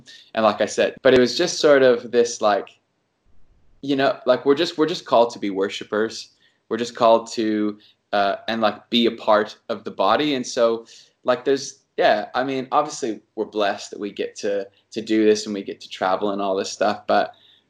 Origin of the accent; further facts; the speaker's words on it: Long Beach, California, United States; born there; I was born in California. I was born in Long Beach.